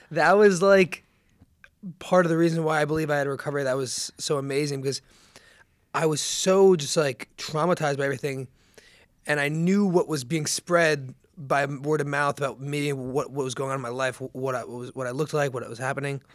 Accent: Seager, New Jersey, United States; moved away as an adult; also born or lived in Charleston; I was born and raised in Seager, New Jersey

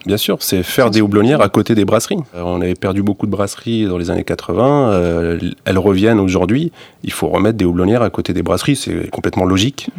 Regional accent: Nord, Hauts-de-France, France; moved away; also born or lived in Fontainebleau forest; je suis né dans le Nord, donc la tradition de houblon assez développé

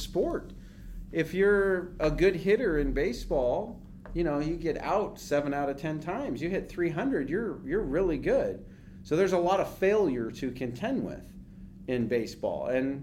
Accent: Concord, California, United States; I grew up in Concord, so in Contra Costa County in the East Bay

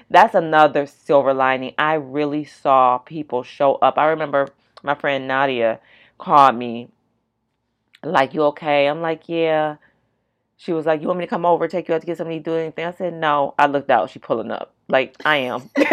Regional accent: California, United States; moved away; We're all from California

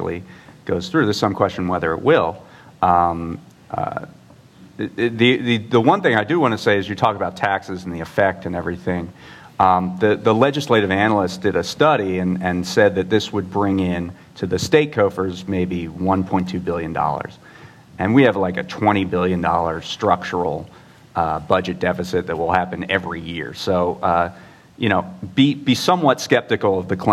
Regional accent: California, United States; I said I was from California

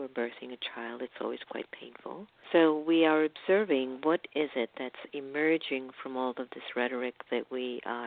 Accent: Miami, Florida, United States; I was raised in Miami

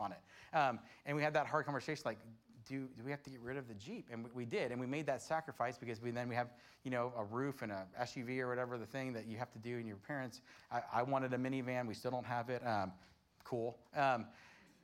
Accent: Florida, United States; I grew up in Florida

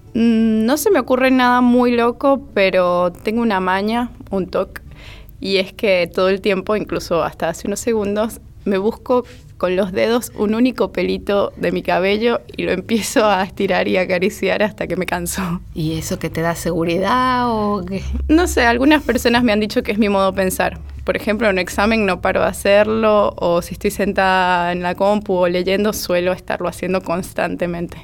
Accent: Mérida, Venezuela; Soy de Mérida, Venezuela

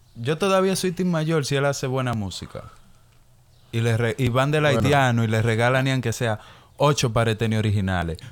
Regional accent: Dominican Republic; yo soy dominicano

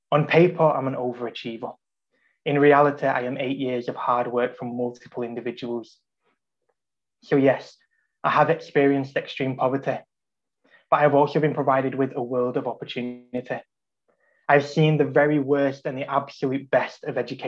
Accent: Salford, North West England, United Kingdom; I was raised in Salford, in what was then one of the most deprived postcodes in the Northwest

